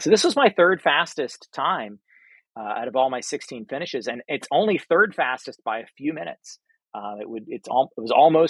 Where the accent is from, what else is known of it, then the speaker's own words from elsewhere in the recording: Florida, United States; I'm from Florida